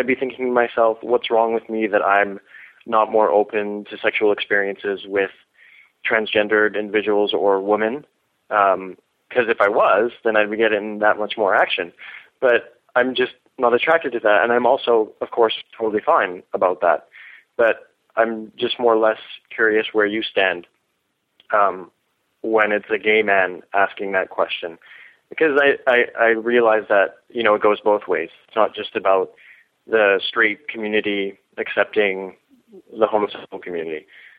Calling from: Vancouver, British Columbia, Canada; I'm calling from Vancouver, Canada.

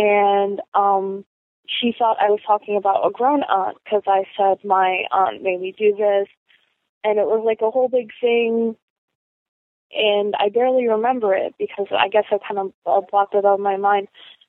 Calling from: Rhode Island, United States; I'm calling from Rhode Island.

